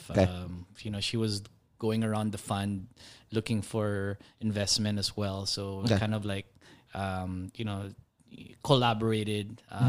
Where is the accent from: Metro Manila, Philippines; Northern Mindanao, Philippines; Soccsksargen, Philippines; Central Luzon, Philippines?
Soccsksargen, Philippines; General Santos; I was born in General Santos.